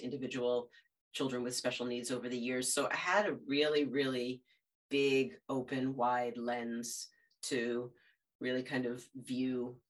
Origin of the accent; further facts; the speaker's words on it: birthplace of the American Navy, near Salem, Massachusetts, United States; now in Salem, United States; we just moved actually from my hometown about a mile down the road, a little seacoast town and the birthplace of the American Navy